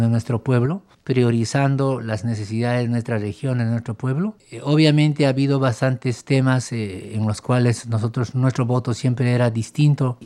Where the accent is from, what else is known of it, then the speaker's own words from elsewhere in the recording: Cusco, Peru; yo como cusqueño